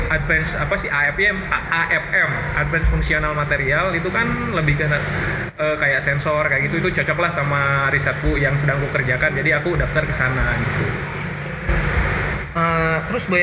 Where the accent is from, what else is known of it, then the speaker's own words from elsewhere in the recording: Karawang, West Java, Indonesia; aku orang Karawang loh